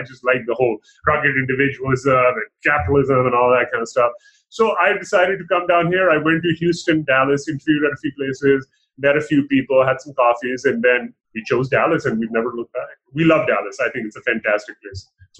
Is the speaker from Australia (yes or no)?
no; Dubai, United Arab Emirates; born there; also born or lived in Pakistan; I was born in Dubai. I lived for a good portion of my life in Pakistan as well.